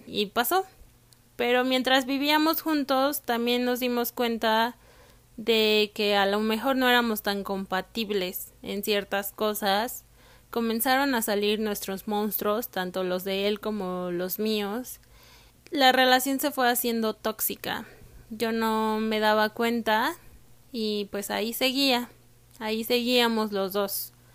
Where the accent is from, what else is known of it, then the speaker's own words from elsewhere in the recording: Mexico; moved away as an adult; also born or lived in Canada; Yo nací, crecí y estudié en México